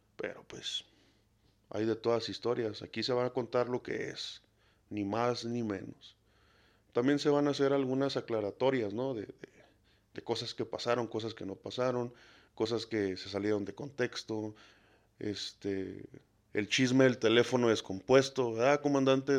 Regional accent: Mexico; no soy un mexicano modelo

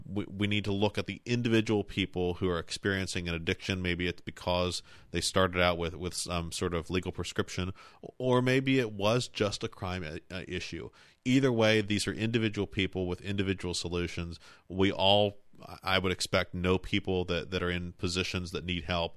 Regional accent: Cumberland, Maryland, United States; I grew up in Mapleside. I'm, I'm now just a, just a, a couple of blocks away

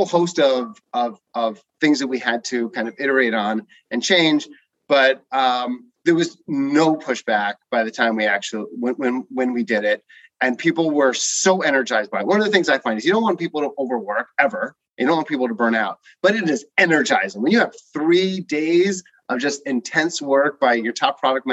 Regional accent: New Rochelle, New York, United States; I grew up in New Rochelle, New York

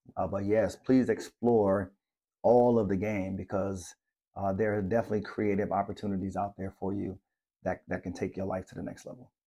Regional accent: Maryland, United States; moved away; I'm from Maryland, and, and it's the, like, the blue crab capital.

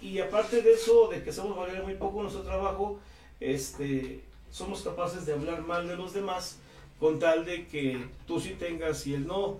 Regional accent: Tlatlauquitepec, Puebla, Mexico; Yo soy de Tlaquitepec

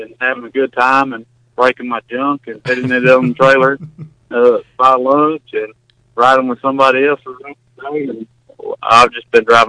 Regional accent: Texas, United States; also born or lived in Fort Worth, Texas; Well, I come from Texas. Out there, how I got involved in all this, I was living in Fort Worth, Texas

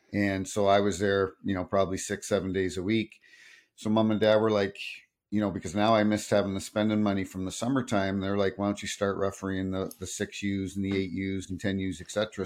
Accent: Hampton, New Brunswick, Canada; also born or lived in Toronto / Sault Ste. Marie; now in Saint Louis, United States; I grew up in a small town called Hampton, just outside of Saint John

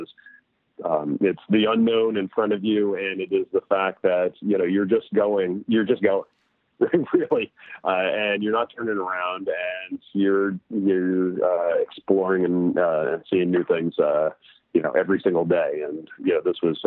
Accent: New York City, New York, United States; I grew up in New York City

